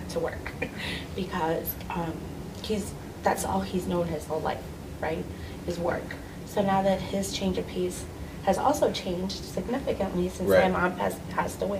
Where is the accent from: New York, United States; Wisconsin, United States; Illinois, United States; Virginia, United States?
Illinois, United States; Wheaton; also born or lived in Aurora, Illinois; now in Oswego, United States; I'm originally from Wheaton, Illinois, and I've been in Aurora since 19, well, actually, in Oswego, but I call Aurora, you know, my area where I hang and play and do all things business, since 1999